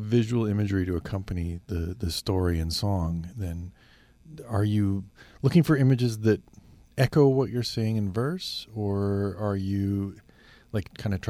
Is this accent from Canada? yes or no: yes; Brandon, Manitoba, Canada; moved away; I grew up in Brandon